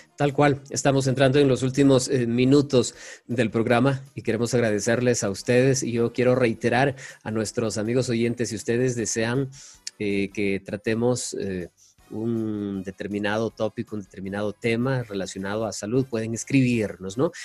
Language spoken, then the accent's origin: Spanish; Ecuadorian coast, Ecuador; soy costeño